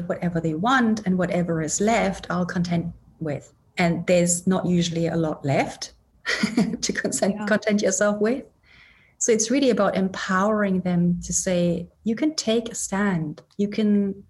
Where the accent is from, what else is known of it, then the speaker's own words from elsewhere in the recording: Germany; moved away as an adult; now in Edinburgh, United Kingdom; I'm originally German, born and raised in Germany.